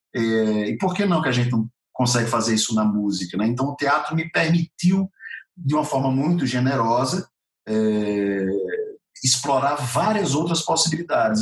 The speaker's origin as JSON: {"language": "Portuguese", "town": "Natal", "region": "Rio Grande do Norte", "country": "Brazil", "tie": "born or raised there", "moved": "as an adult", "lives_now": "São Paulo, Brazil", "said": "Nasci em Natal e até meus quase 40 anos de idade estive em Natal. Estou aqui em São Paulo faz quatro anos e meio só."}